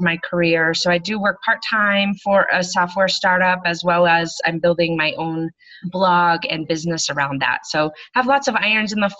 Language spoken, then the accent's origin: English; Colorado, United States; also born or lived in Hawaii; I live in Colorado. I grew up in Colorado